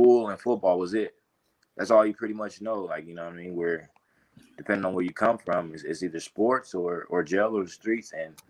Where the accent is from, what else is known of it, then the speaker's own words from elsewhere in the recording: Altadena, California, United States; also born or lived in Florida; I grew up in Altadena, California